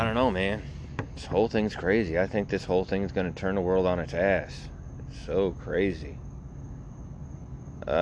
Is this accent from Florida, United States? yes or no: yes; Naples, Florida, United States; also born or lived in Greenwich, Connecticut; I was born in Greenwich, Connecticut, but I was raised here. I was raised in Collier County, in Naples, East Naples, in Lakewood